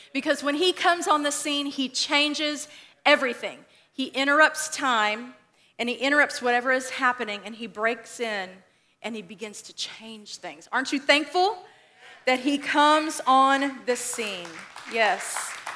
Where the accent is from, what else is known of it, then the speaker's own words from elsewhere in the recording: West Texas, United States; moved away; So I grew up in Texas. I consider myself a Texan, right? Because you just do that when you live in Texas. Um, but I grew up in West Texas